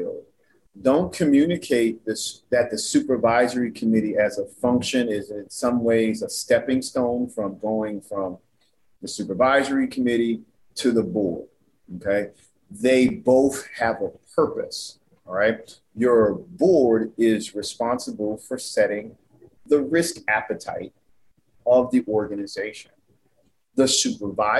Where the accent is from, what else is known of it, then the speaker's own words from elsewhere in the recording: New Orleans, Louisiana, United States; moved away; I'm originally from New Orleans, Louisiana